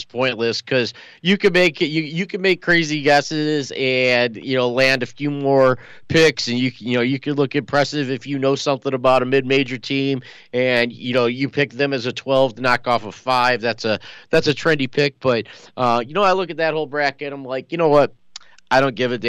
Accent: Cleveland, Ohio, United States; now in Phoenix, United States; the commuter school back in my hometown, the Cleveland State Vikings

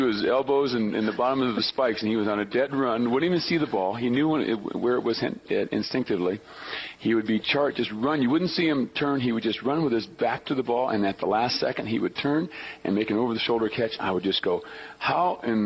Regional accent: Long Beach, California, United States; moved away as an adult; I was from Long Beach, as I mentioned earlier, Wilson High School in Long Beach

